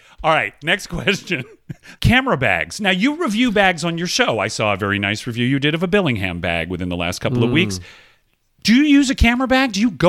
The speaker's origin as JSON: {"language": "English", "region": "Georgia", "country": "United States", "tie": "born or raised there", "said": "but I grew up in Georgia. Okay. I grew up among people who talk like this, and they talk with this sort of an accent."}